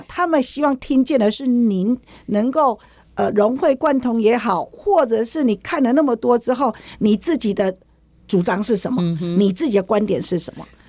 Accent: Taichung, Taiwan; 我是台中人

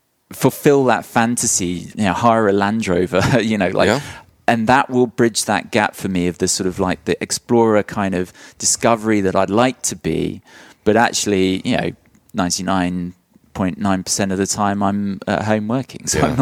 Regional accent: London, United Kingdom; moved away as an adult; also born or lived in South of England; now in Nashville, United States; But I'm a Londoner.

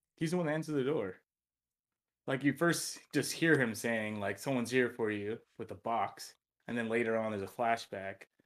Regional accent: Oxnard, California, United States; moved away; my hometown, Oxnard, California.

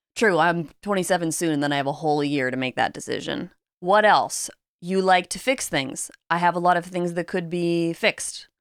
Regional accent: Pacific Northwest, United States; we're both from the Pacific Northwest

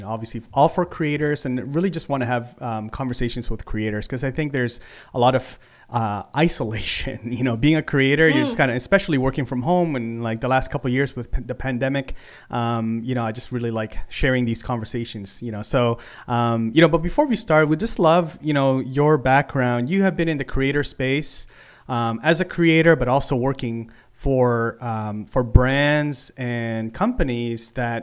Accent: Philippines; I'm from the Philippines

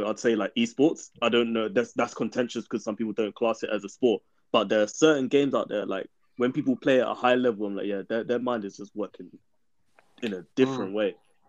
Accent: Jamaica; Come on, I'm Jamaican.

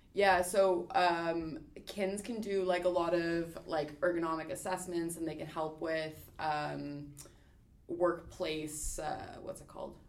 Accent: Ontario, Canada; moved away as an adult; now in Halifax, Canada; I am from Ontario originally

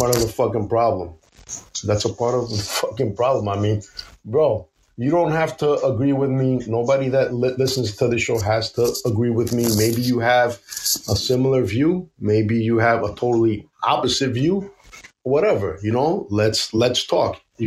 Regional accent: United States; I am an American of Puerto Rican and Greek descent

